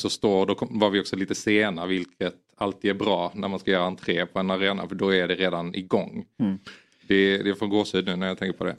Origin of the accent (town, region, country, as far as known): Sweden